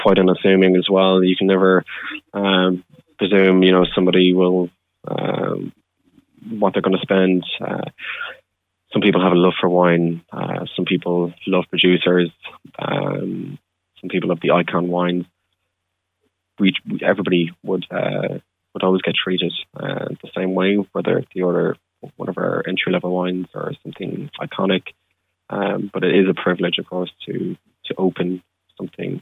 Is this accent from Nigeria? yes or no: no; Celbridge, County Kildare, Ireland; the town where I grew up in Selbridge